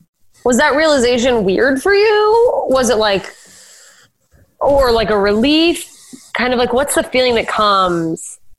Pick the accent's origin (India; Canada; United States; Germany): United States; South Dakota; growing up in South Dakota where they're like, yeah, I met a gay guy once